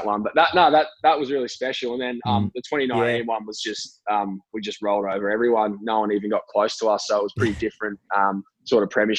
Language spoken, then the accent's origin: English; Queensland, Australia; now in Adelaide, Australia; growing up in Queensland